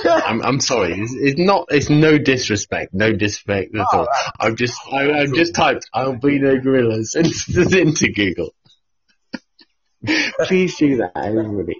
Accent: United Kingdom; I'm British

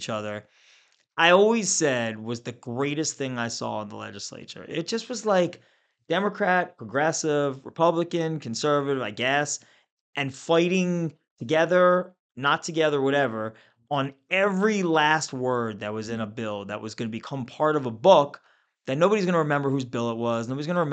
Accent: Pikesville, Maryland, United States; I'm from Pikesville

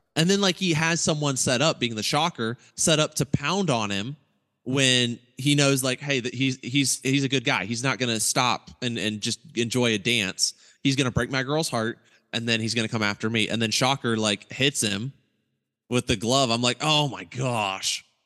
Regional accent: Eaton, Ohio, United States; my hometown was Eaton, Ohio

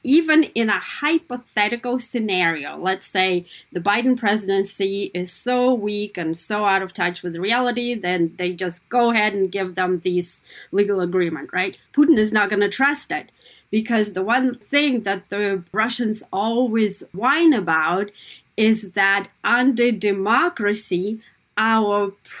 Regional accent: Kazakhstan; born or raised there; English is a second language; now in United States

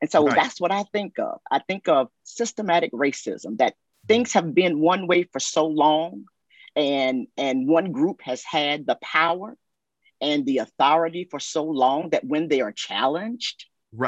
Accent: South Carolina, United States; I'm from South Carolina, okay? Grew up in South Carolina.

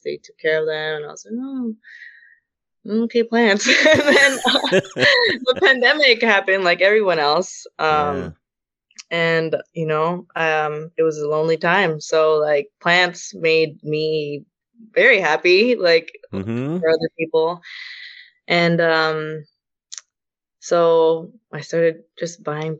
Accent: Fremont, California, United States; also born or lived in Alameda / Union City / San Leandro; I was born in Alameda and grew up in Fremont

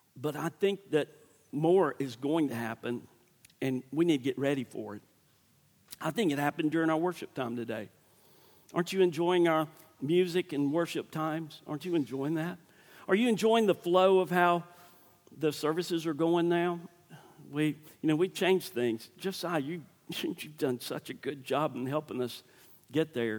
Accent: Starkville, Mississippi, United States; I'm from Starkville

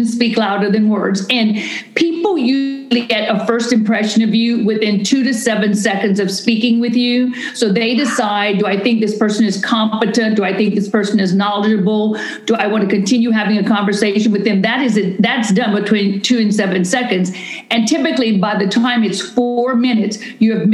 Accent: Louisiana, United States; now in Houston, United States; I'm from Louisiana, so I'm a raging Cajun kind of crazy wild woman.

